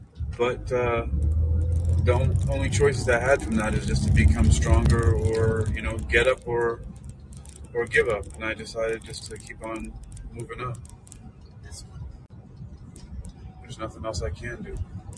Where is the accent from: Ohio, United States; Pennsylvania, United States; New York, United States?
New York, United States; New York City; moved away; I'm originally from New York City.